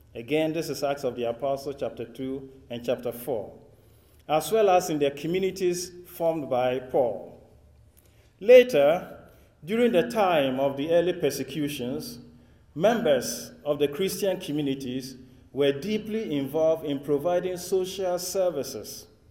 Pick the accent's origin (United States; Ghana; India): Ghana; accent: West African English; if I speak with an accent which is not quite American or British or Australian, you know where it's coming from.